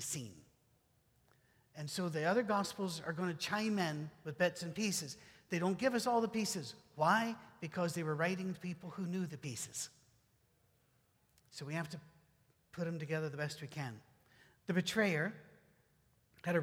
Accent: United Kingdom; moved away; I'm British

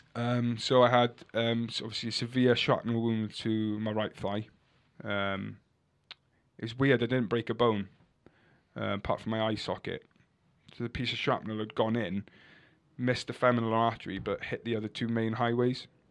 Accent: Cardigan, Wales, United Kingdom; they called me a Cardi 'cause I'm from Cardigan

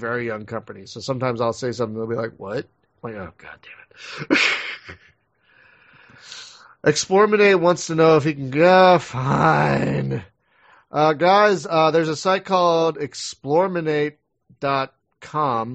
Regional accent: Philadelphia, Pennsylvania, United States; I'm from Philadelphia

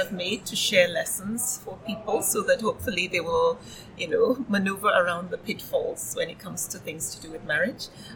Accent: Nigeria; I grew up in Nigeria, though I traveled a lot

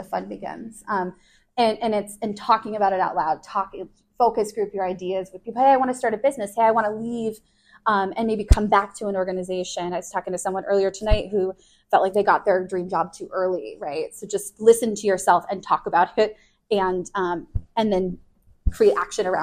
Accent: Chicago, Illinois, United States; moved away; I'm from Chicago. My family, we're all really close

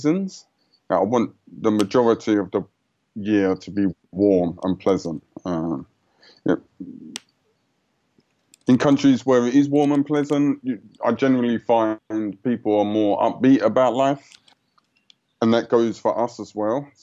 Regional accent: United Kingdom; moved away as an adult; I grew up just outside of London, and it was grey, you know, 9 months of the year.

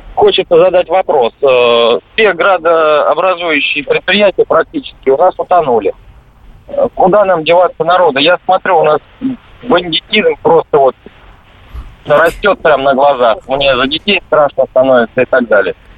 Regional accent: Volgograd, Volgograd Oblast, Russia; у нас городок небольшой, я из Волгограда

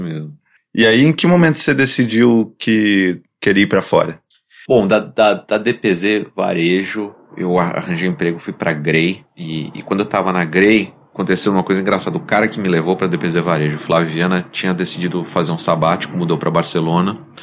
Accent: São Paulo, Brazil; moved away as an adult; also born or lived in San Francisco, United States / Portland, United States / Boston, United States; eu, eu cresci nessa casa, mas eu nasci, é, nasci aqui em São Paulo, em Perdizes. É, quando eu tinha cinco anos, a gente mudou para cá, na Vila Madalena

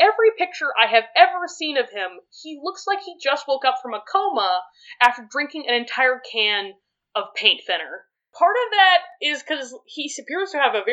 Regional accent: Canada; I'm not from Quebec, so if Quebec left, they would no longer be in the same country as me.

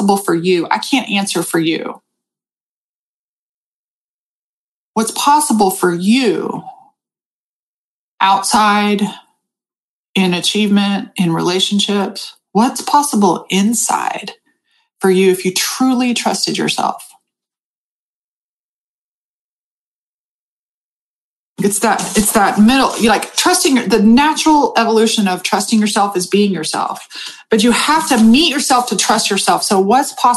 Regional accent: United States; also born or lived in Austin, Texas; I'm fucking American.

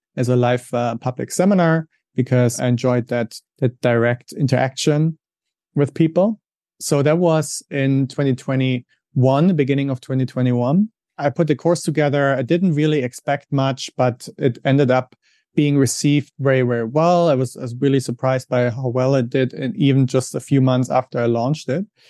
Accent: Germany; English is a second language; moved away as an adult; also born or lived in Switzerland / England; now in United States; I'm originally from Germany, as you may be able to hear from my accent. That's where I grew up.

